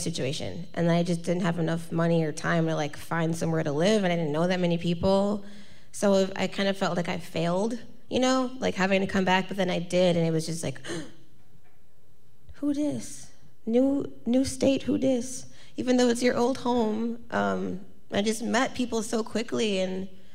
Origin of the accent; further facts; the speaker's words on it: Milwaukee, Wisconsin, United States; also born or lived in Madison / Chicago / Los Angeles; I grew up in Milwaukee